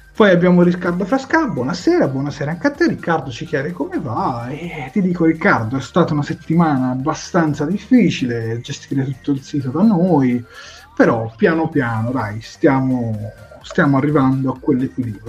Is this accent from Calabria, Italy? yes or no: no; Prato, Tuscany, Italy; io sono di Prato